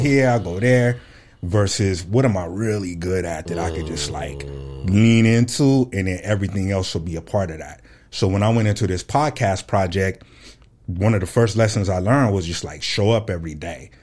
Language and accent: English; Fresno, California, United States; moved away as an adult; now in Phoenix, United States; I'm from Fresno, California, born and raised